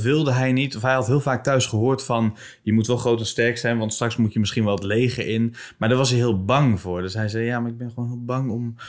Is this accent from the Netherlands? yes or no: yes; Bible Belt, Netherlands; in de Bijbelbelt waar ik vandaan kom